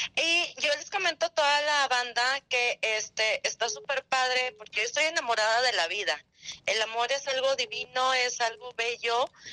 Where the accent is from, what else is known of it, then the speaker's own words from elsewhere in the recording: Saltillo, Coahuila, Mexico; soy de acá de Saltillo, Coahuila